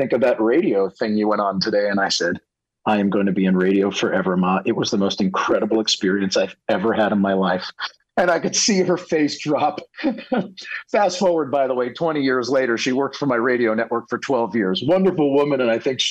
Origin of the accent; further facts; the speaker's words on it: Worcester, Massachusetts, United States; I was born in a city that most people can never pronounce correctly, Worcester, Massachusetts